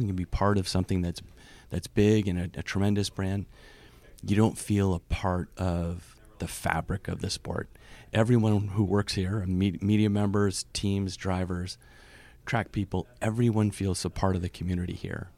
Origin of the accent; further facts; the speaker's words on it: Vermont, United States; moved away as an adult; also born or lived in Boston / New York; I grew up in Vermont